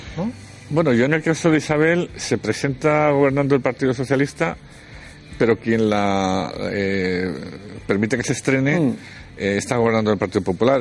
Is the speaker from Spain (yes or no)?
yes; Spain; cómo somos los españoles